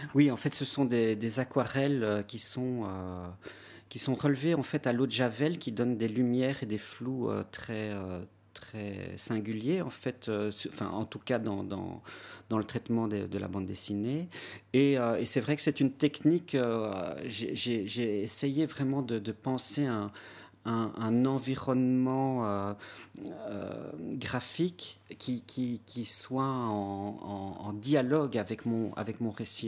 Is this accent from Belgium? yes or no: yes; Belgium; chez nous à Ypres